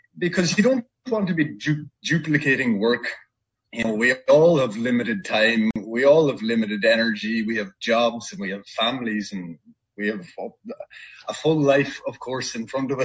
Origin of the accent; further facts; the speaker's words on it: Ireland; I'm from Ireland, which is a small country.